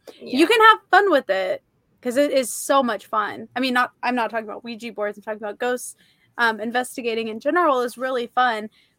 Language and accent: English; St. Joseph, Missouri, United States; we grew up just outside of Kansas City. I mean, St. Joseph is just outside of Kansas City, Missouri.